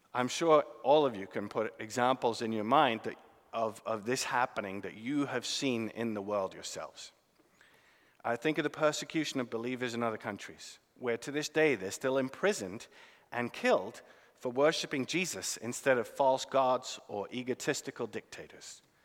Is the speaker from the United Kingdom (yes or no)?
yes; United Kingdom; now in United States; as a British man